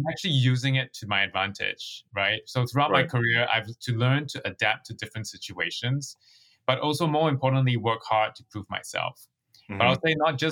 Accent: Singapore; moved away as an adult; also born or lived in New York, United States; now in San Francisco, United States; I grew up in Singapore, which is a British colony

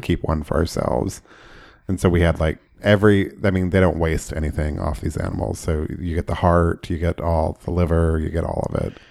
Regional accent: Oklahoma, United States; growing up in Oklahoma

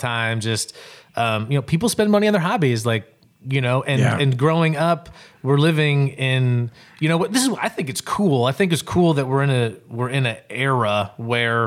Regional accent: Cedar, Michigan, United States; I grew up actually in Cedar, Michigan, which is outside

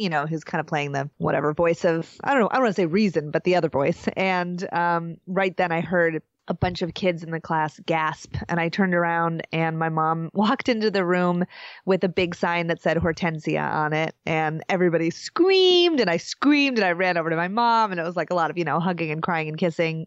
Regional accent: Chicago, Illinois, United States; I grew up a half a block away from Wrigley Field. I grew up on Sheffield

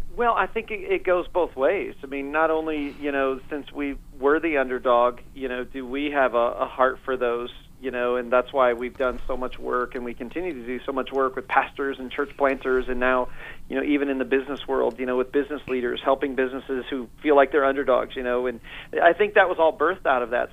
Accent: Northeast Indiana, United States; moved away as an adult; now in Fort Myers, United States; I was raised uh, in a great home in Indiana, Northeast Indiana

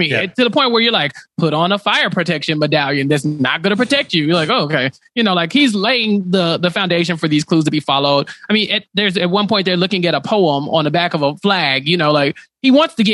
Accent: Texas, United States; as a Texan

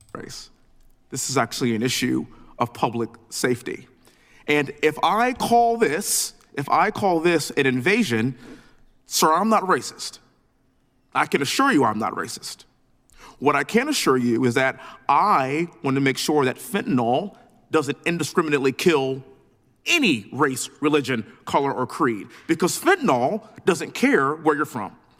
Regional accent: Texas, United States; born and raised in Texas, living in Houston

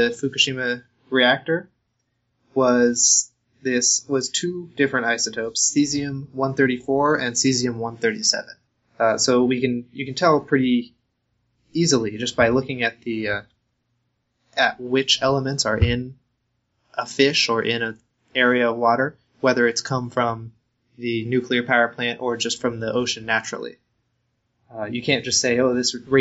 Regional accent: Arizona, United States; growing up in Arizona

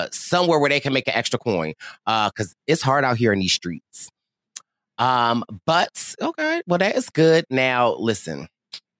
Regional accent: Philadelphia, Pennsylvania, United States; as a Philadelphian

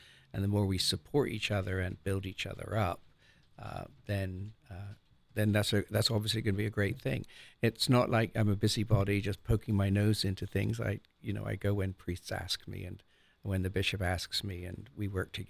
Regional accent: South West England, United Kingdom; now in United States; I'm from Cornwall, which is in the southwest of England. Little Celtic enclave.

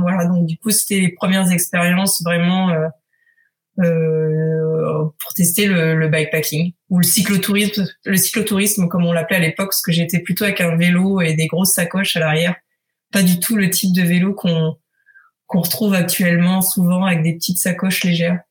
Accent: Picardy, Hauts-de-France, France; moved away as an adult; now in Paris, France; Je viens de Picardie, euh, et je me suis installée à Paris

